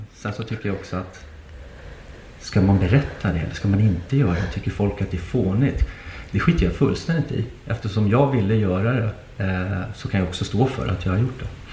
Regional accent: Nacka, Stockholm County, Sweden; i Nacka där, där jag är uppvuxen

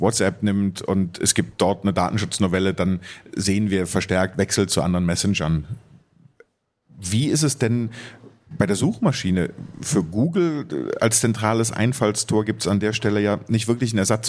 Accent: Germany; bei uns in Deutschland

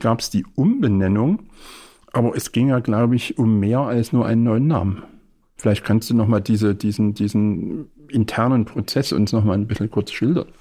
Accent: Leipzig, Saxony, Germany; Jetzt muss ich als Leipziger fragen

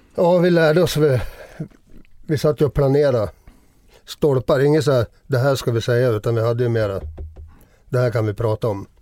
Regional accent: Gävle, Gävleborg County, Sweden; hemma i min hemstad.

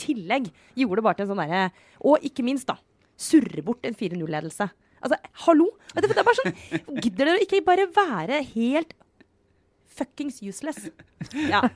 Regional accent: Romerike, Akershus, Norway; Romerike, min barndoms ikke så grønne sånn, slette.

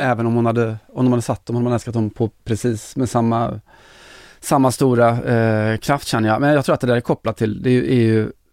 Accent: Kinna, Västra Götaland, Sweden; jag är från Kina

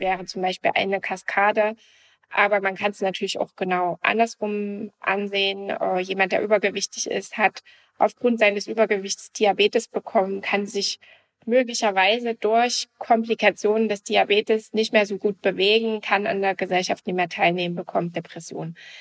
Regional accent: GDR, East Germany, Germany; ich bin also noch in der DDR mit aufgewachsen.

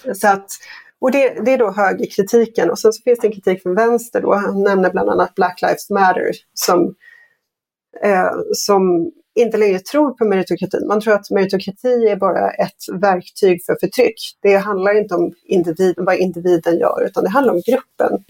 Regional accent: Sweden; som svensk

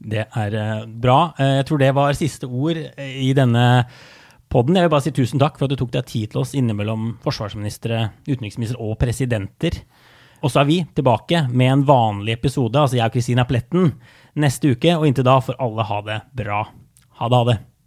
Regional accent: Norway; moved away as an adult; now in United States

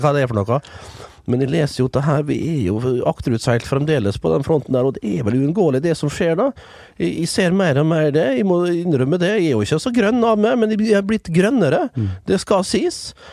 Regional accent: Vestnes, Møre og Romsdal, Norway; moved away; som det heter hjemme på Vestnes

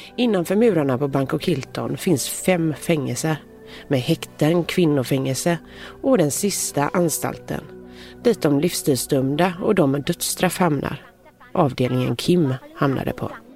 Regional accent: Gothenburg, Västra Götaland, Sweden; accent: Gothenburg dialect (göteborgska); jag pratar så mycket göteborgska

